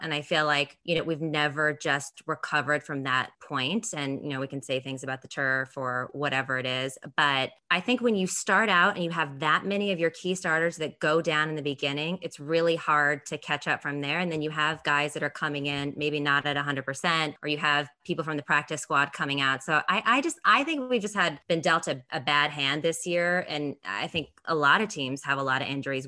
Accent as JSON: {"language": "English", "town": "San Jose", "region": "California", "country": "United States", "said": "I'm from San Jose originally, Santa Clara County"}